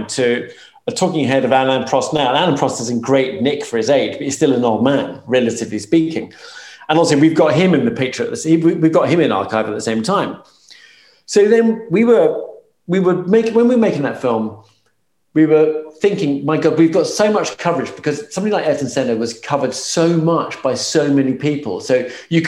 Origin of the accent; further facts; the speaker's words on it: United Kingdom; accent: British; my British accent